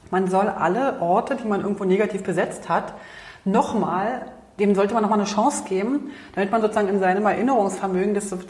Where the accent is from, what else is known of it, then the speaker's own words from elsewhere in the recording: Berlin, Germany; wir als Berliner